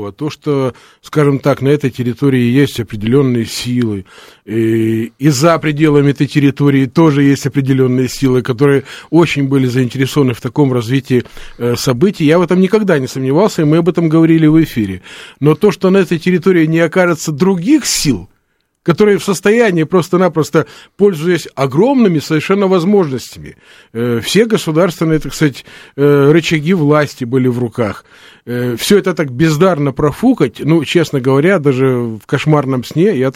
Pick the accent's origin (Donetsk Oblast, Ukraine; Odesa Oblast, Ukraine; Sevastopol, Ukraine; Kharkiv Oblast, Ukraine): Odesa Oblast, Ukraine; Odesa; Ну, вы знаете, э, все-таки мы одесситы, и в данном случае Одесситу, как мне кажется, всегда свойственно некое умение предвидеть э, обстоятельства